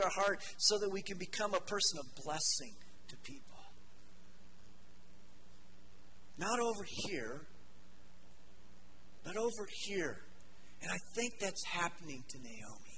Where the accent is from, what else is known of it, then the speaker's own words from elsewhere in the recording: Denver, Colorado, United States; I grew up in Denver